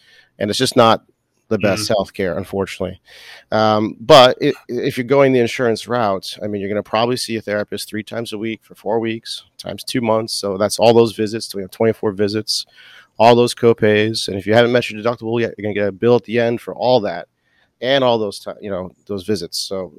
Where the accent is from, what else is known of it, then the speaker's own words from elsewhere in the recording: Boston, Massachusetts, United States; I'm from Boston. So I play hockey.